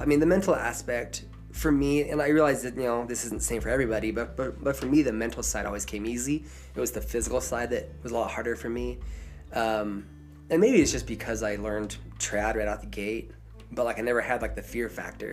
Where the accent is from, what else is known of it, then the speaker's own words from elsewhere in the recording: southern Idaho, United States; now in Colorado, United States; I am from Idaho, from southern Idaho. If you've seen Napoleon Dynamite, that's where I'm from